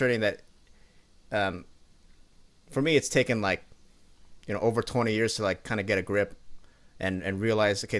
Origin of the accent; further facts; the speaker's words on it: Seattle, Washington, United States; growing up in Washington, I grew up around Seattle